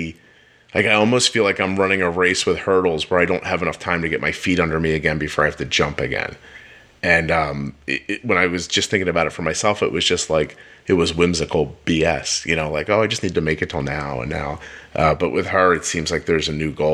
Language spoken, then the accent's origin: English; Pennsylvania, United States; when I was 16, I grew up in Pennsylvania